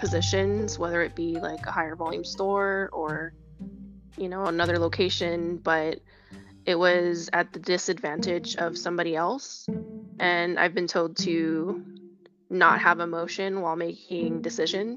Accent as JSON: {"language": "English", "region": "Hawaii", "country": "United States", "moved": "yes", "lives_now": "Las Vegas, United States", "said": "I'm from Hawaii, where we're just a part of a melting pot of ethnic backgrounds"}